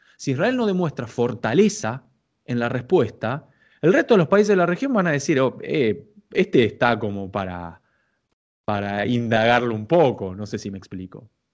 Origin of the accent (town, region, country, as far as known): Argentina